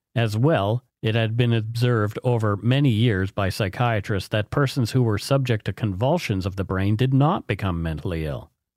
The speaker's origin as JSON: {"language": "English", "country": "Canada", "said": "We are ordinary Canadian schmucks"}